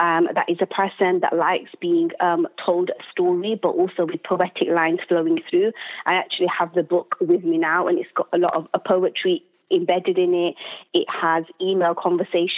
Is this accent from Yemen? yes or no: no; United Kingdom; as a British Muslim